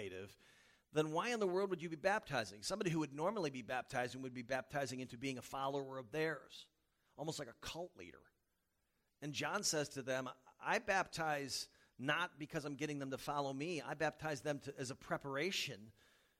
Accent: the South, United States; moved away; I was from the South

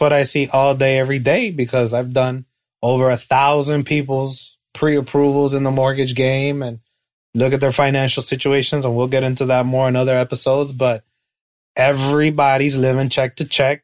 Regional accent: Hialeah, Florida, United States; I'm from Miami. I'm a Chico from Hialeah

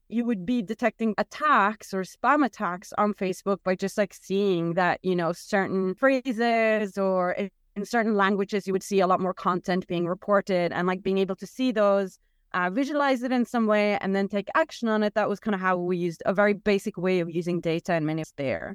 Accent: Norway; I'm from Norway

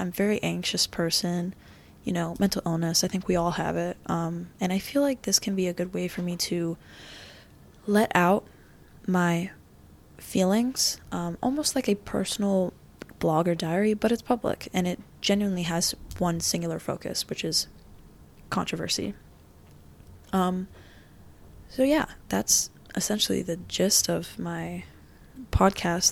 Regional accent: Florida, United States; also born or lived in New York; was born in New York, raised in Florida

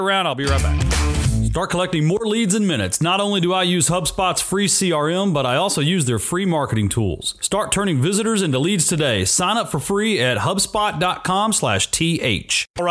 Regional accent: Rockwall, Texas, United States; Rockwall, Texas, my hometown

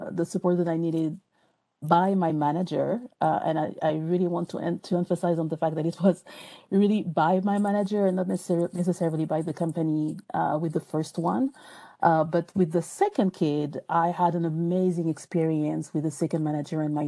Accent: France; English is a second language; moved away as an adult; now in United States; even though I still have an accent, I'm from France. So moving to the U.S.

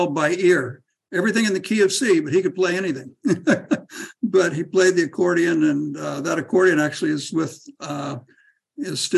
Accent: Woodland, California, United States; moved away as an adult; now in Vietnam; I was born over in Woodland, so I'm a local person, and grew up in Woodland, Freeman Elementary, and Lee Junior High School, and then Woodland Wolves, graduated in 1973

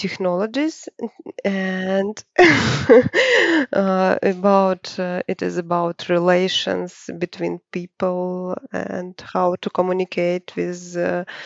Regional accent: Saint Petersburg, Russia; I'm from St. Petersburg

